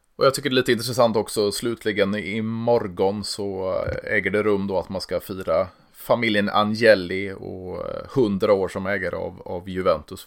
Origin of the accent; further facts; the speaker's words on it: Sweden; vi, vi kommer från Sverige